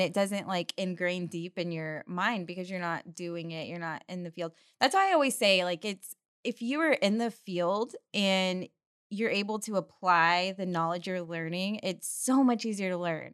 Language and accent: English; Midland, Texas, United States; I am from Midland, Texas. My dad worked in the industry for almost forty years. He works at Halliburton. So, I feel like I grew up in oil and gas